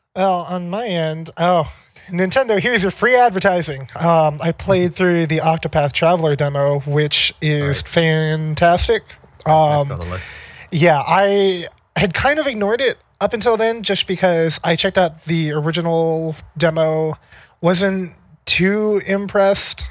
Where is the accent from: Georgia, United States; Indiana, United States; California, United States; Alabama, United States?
California, United States; moved away as an adult; also born or lived in Maine; now in Seattle, United States; I grew up in California and then I went to school in Maine